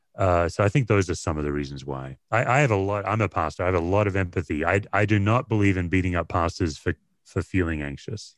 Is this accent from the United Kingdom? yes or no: no; Australia; moved away as an adult; also born or lived in Tennessee, United States; now in United States; I went from beach culture, Australia, windsurfing, body surfing to Appalachian